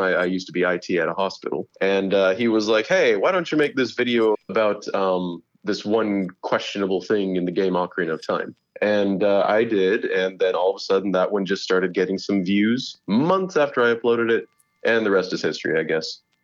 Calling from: Fort Worth, Texas, United States; I am calling in from my home in Fort Worth, Texas.

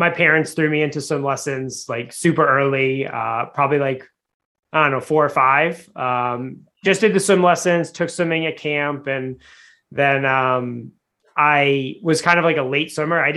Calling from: Boston, Massachusetts, United States; I'm coming from Boston. We're getting ready for a snowstorm.

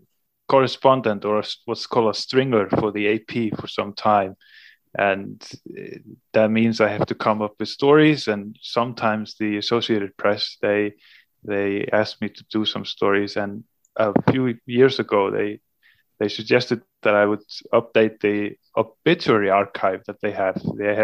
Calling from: Húsavík, Northeastern Region, Iceland; I'm a reporter in Iceland. I'm currently speaking from Northern Iceland, from the town of Húsavík.

